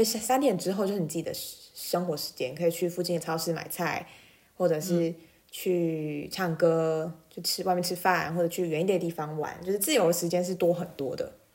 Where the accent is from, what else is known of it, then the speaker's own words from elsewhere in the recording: Taiwan; also born or lived in Japan; 我觉得对于自己身为台湾人的这个认同其实也有提升呢